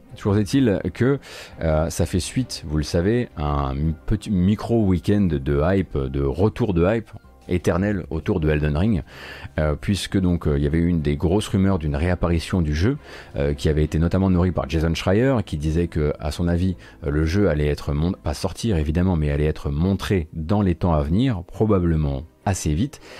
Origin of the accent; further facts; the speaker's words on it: Lorraine, Grand Est, France; je suis lorrain